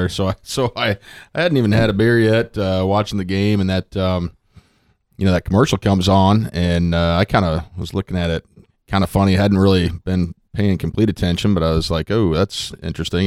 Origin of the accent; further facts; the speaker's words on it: Underwood, Iowa, United States; my hometown of Underwood there in, uh, Southwest Iowa